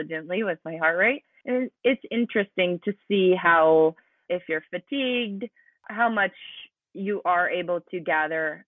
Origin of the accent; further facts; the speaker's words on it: near Spearfish, South Dakota, United States; also born or lived in Arizona; that's only an hour away from my hometown. So growing up, we would do local triathlons